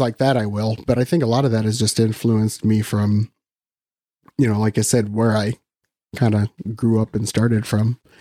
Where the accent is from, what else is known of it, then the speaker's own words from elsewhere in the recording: Western Iowa, United States; I'm from Iowa, so I've always lived in Iowa. So I grew up in Western Iowa